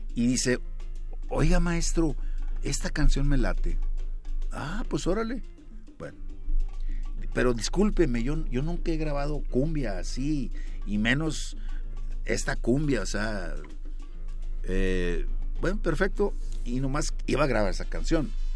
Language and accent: Spanish; Monterrey, Nuevo León, Mexico; Yo nací en la Nuevo Repueblo, una colonia también de Monterrey